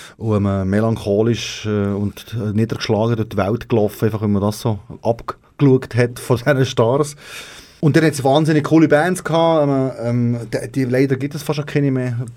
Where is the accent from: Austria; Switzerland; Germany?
Switzerland; dort, wo ich herkomme, ist der grösste Graben.